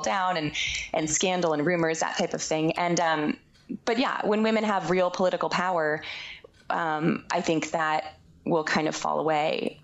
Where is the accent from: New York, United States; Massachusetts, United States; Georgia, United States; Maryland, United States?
Massachusetts, United States; Boston; moved away; when I was growing up, we were growing up in the Boston area